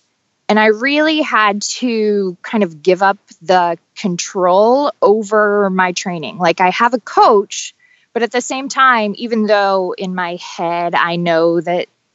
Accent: Toledo, Ohio, United States; now in Cincinnati, United States; I'm originally from Toledo, Ohio. I live in Cincinnati now.

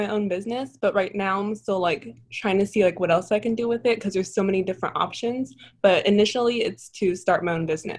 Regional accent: Southern California, United States; I'm from Southern California.

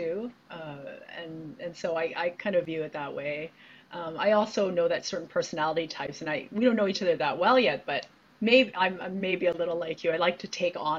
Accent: Hamilton, Ontario, Canada; also born or lived in Saskatchewan / Toronto; originally from Saskatchewan, but grew up in Hamilton

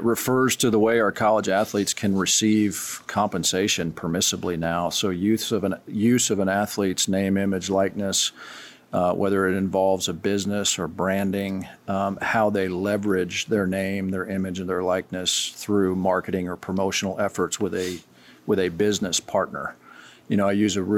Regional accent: Manhattan, Kansas, United States; now in Wichita, United States; I'm a native of Kansas, was born and raised in Manhattan, Kansas

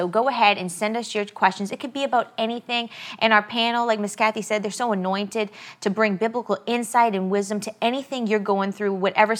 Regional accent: Cajun from Louisiana, United States; So try saying that. It's hard when you're a Cajun

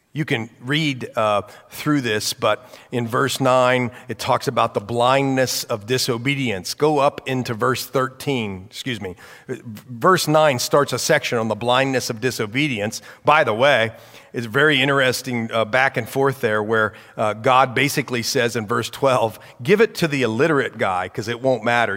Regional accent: United States; I'm an American. Praise the Lord, I was born here

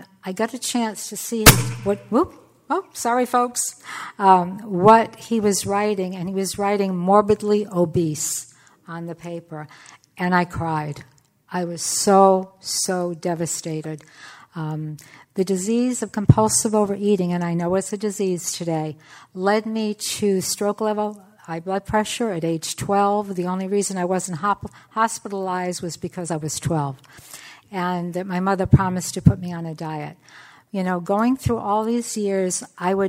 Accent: Portsmouth, Rhode Island, United States; moved away as an adult; also born or lived in California; I'm from Portsmouth, Rhode Island, that's where I grew up

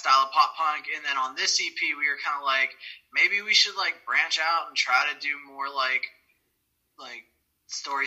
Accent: Ohio, United States; I'm the only one from Ohio

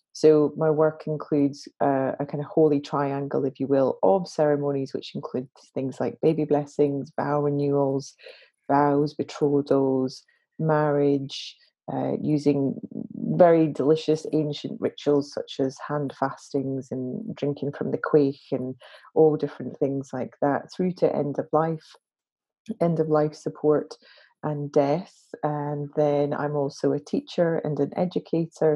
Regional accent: Glasgow, Scotland, United Kingdom; I'm a Glaswegian, grew up in Glasgow

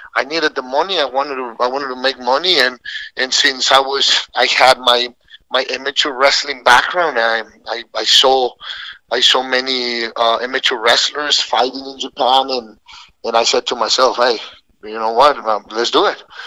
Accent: Mexico City, Mexico; moved away as an adult; also born or lived in San Luis Potosí, Mexico / Laguna Niguel, California; now in United States; I was born in San Luis Potosí, Mexico, but we, my family, moved to Mexico City when I was seven years old

